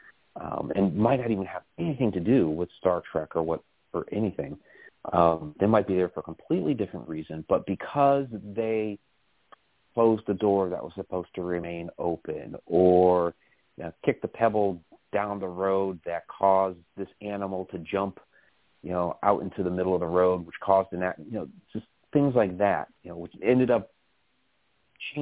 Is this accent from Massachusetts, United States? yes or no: yes; Massachusetts, United States; We grew up together in Massachusetts. We were in first grade together.